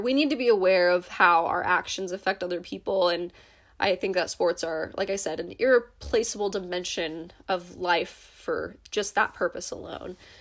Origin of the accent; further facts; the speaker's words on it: United States; As an American